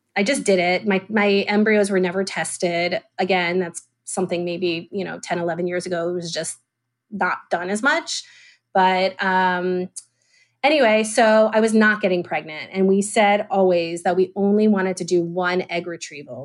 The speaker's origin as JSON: {"language": "English", "town": "Atlanta", "region": "Georgia", "country": "United States", "tie": "born or raised there", "also_born_or_lived": "Israel", "moved": "as an adult", "said": "I was born and raised in Atlanta, Georgia"}